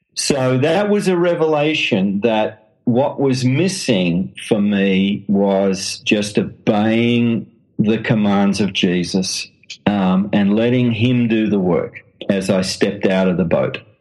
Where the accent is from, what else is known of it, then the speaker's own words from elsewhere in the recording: Australia; accent: Australian; now in London, United Kingdom; as you can tell from the accent, I'm an Australian